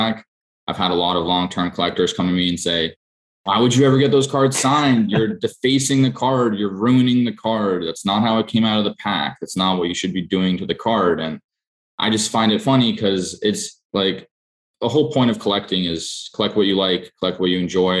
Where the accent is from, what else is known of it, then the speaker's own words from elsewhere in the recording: Boston, Massachusetts, United States; I grew up in Boston.